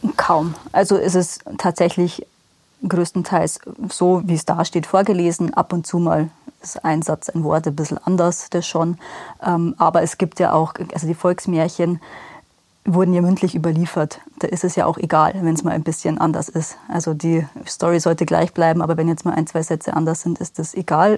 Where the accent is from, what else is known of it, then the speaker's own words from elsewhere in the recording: Rosenheim, Bavaria, Germany; now in Obing, Germany; gebürtige Rosenheimerin, wohne aber seit sieben